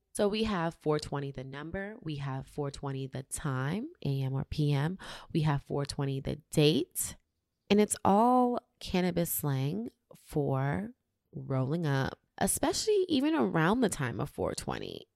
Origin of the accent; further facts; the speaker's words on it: New York City, New York, United States; moved away as an adult; now in Los Angeles, United States; In New York City, my hometown